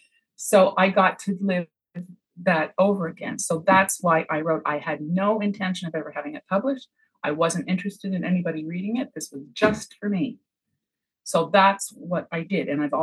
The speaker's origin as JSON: {"language": "English", "town": "Montreal", "region": "Quebec", "country": "Canada", "moved": "as an adult", "lives_now": "Cape Breton, Canada", "said": "I moved from Montreal to Cape Breton, as a young wife and mother, I didn't have family around me. And I used to write letters home to my family."}